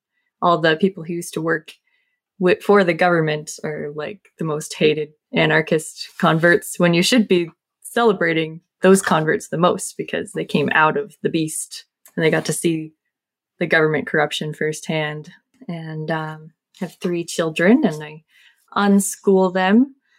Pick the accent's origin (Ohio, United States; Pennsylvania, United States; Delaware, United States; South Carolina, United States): South Carolina, United States; moved away as an adult; I grew up in South Carolina. We've lived all over the country because Jeff was in the military for a while.